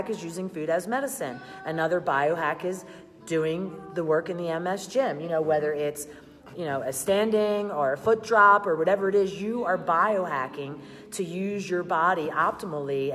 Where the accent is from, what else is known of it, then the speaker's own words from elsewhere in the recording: Philadelphia, Pennsylvania, United States; I'm from Philly